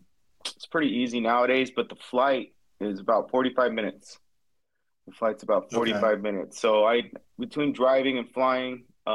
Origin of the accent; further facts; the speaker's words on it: Orange County, Southern California, United States; also born or lived in San Bernardino County, California / Georgia; I grew up in Southern California, primarily the Orange County area, South County specifically. So most of my life, I got to Orange County probably around age 16. Before that, lived in Georgia for a year. My dad's job moved us out there.